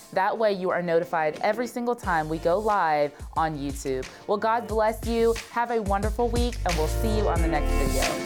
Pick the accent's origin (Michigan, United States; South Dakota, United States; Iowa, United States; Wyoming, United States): South Dakota, United States; moved away; we're from South Dakota